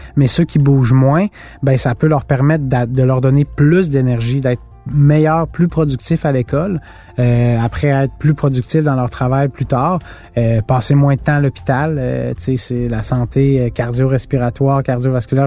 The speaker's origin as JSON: {"language": "French", "area": "Mont-Sainte-Anne", "region": "Quebec", "country": "Canada", "tie": "born or raised there", "said": "J'avais euh, cinq ans, c'était ben, c'était chez moi au Mont-Saint-Anne."}